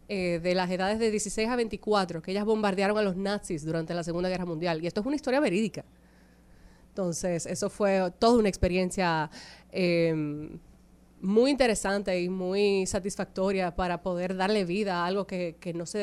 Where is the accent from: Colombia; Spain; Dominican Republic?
Dominican Republic; accent: neutral Spanish; yo soy dominicana de pura cepa, yo necesito que eso se sepa. Aunque yo no sueno dominicana, lo soy, se los juro.